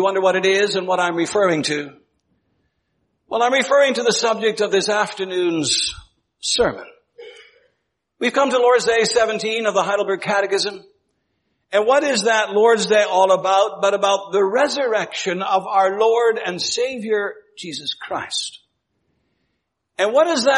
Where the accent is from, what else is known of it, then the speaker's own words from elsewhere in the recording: Ontario, Canada; when I was growing up in Ontario, it was not all that unusual to hear people speaking about nuclear fallout